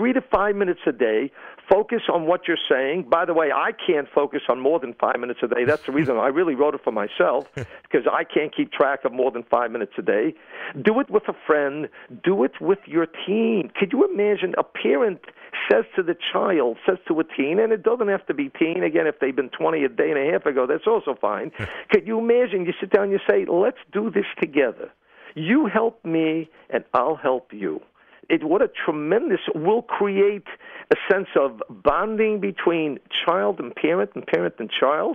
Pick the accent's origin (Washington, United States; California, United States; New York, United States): New York, United States; New York City; I'm from Brooklyn